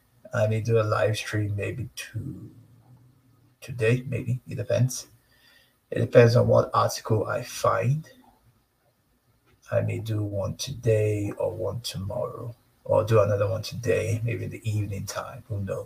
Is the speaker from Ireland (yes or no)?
no; Nigeria; now in Canada; Canada is voting, but I told her, look, I'm Nigerian. I don't vote. Even in Nigeria, I don't vote.